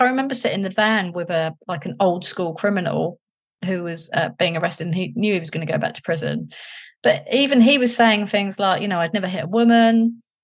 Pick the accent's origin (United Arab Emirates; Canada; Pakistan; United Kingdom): United Kingdom; London; moved away as an adult; I was from London